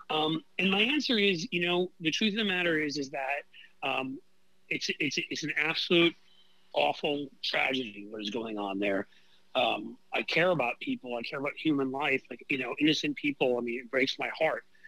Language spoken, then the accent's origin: English; New York City, New York, United States; moved away; I grew up in New York City, where I'm originally from